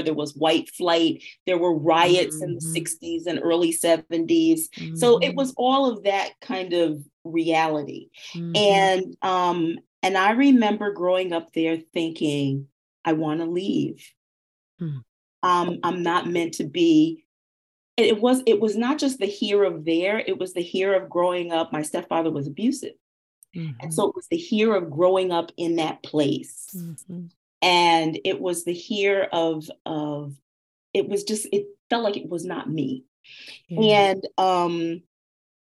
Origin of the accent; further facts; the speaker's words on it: Camden, New Jersey, United States; also born or lived in Poughkeepsie, New York; I grew up in Camden, New Jersey.